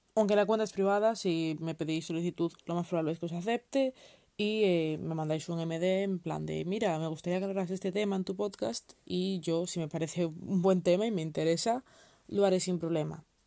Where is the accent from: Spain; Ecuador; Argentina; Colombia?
Spain; soy española